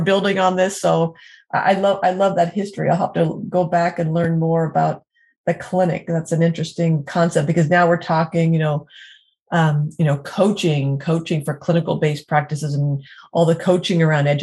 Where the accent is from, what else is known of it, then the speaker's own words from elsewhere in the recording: Erie, Pennsylvania, United States; back in my hometown, Erie, Pennsylvania